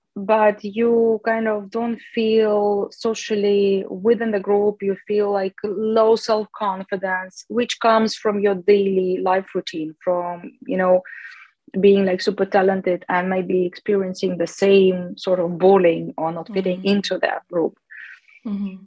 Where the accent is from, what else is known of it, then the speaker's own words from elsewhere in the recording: Chelyabinsk, Chelyabinsk Oblast, Russia; moved away as an adult; also born or lived in Moscow; I came from Chelyabinsk, which is the capital of South Ural